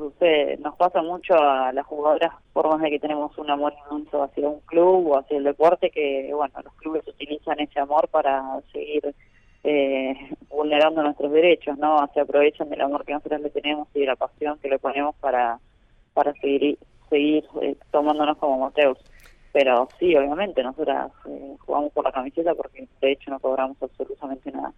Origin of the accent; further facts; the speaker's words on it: Argentina; como argentina